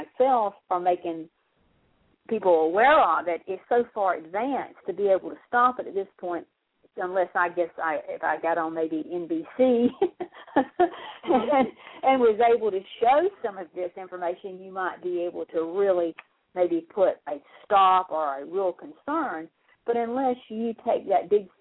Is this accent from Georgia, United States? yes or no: yes; South Georgia, United States; growing up in South Georgia